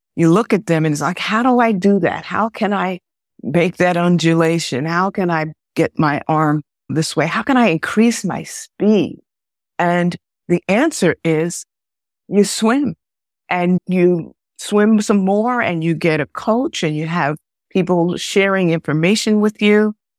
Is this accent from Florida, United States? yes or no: no; Westchester, New York, United States; I grew up in Westchester